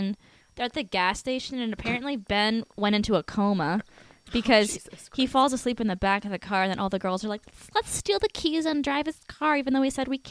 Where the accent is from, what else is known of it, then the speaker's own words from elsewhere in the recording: Canada; We're Canadian